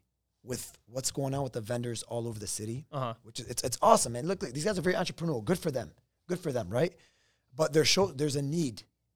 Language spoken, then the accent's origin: English; Lebanon; Oh my God, this reminds me when I was growing up in Lebanon.